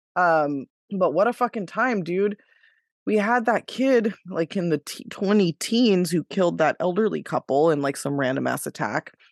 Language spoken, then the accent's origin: English; Davis, California, United States; my hometown of Davis, California